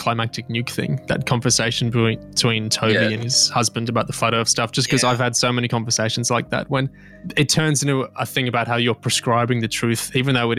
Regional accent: Australia; I'm Australian, not British

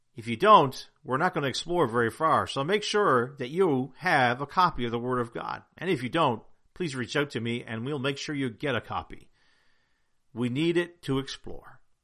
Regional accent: Newfoundland and Labrador, Canada; I'm from Newfoundland, and in Newfoundland, we have a Jigs dinner

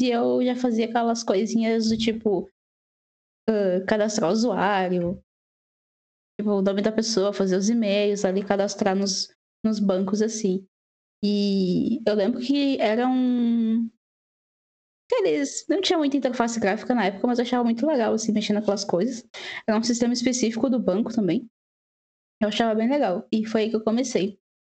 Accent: Porto Alegre, Rio Grande do Sul, Brazil; moved away as an adult; now in Ireland; eu sou da Porto Alegre

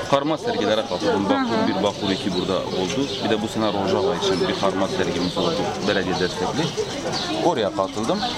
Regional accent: Diyarbakır Province, Turkey; Diyarbakırlıyım evet Diyarbakırlıyım. E, bizim köyümüz var.

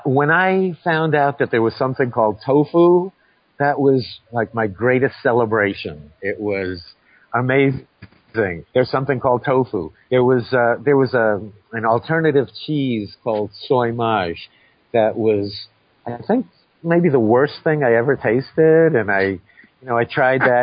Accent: New York City, New York, United States; growing up in New York City

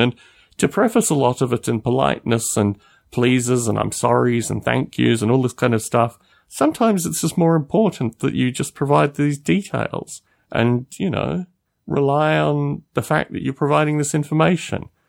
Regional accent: Australia; moved away as an adult; I've lived out of Australia for twelve years. I don't really care too much about being Australian

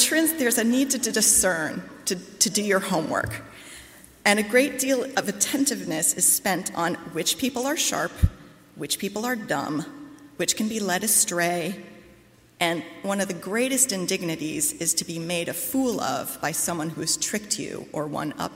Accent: Midwest, United States; now in Brooklyn, United States; I grew up in the Midwest

